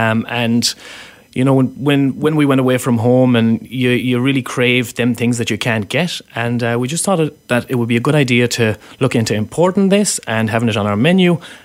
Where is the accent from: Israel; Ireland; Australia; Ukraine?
Ireland; Galway, Connacht; now in Vancouver, Canada; I'm from Galway, so which is on the West Coast.